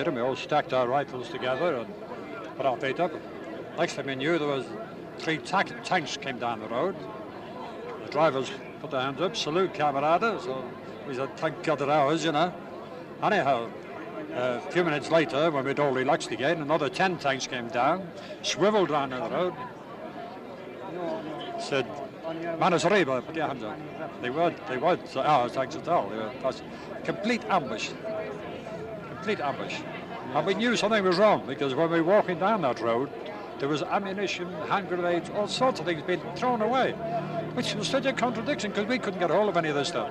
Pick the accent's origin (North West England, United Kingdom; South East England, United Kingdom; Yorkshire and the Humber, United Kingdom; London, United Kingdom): North West England, United Kingdom; Liverpool; moved away as an adult; also born or lived in Dublin, Ireland; now in Oxford, United Kingdom; I was born in Ireland, but I was brought up and educated in Liverpool. But I've been in Oxford for 45 years